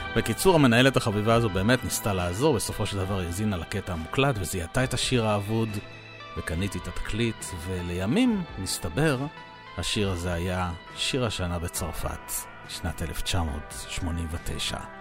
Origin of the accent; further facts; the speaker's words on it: Israel; אני תייר מישראל